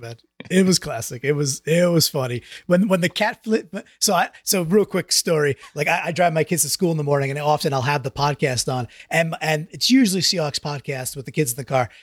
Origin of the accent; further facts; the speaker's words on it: New York, United States; I grew up in New York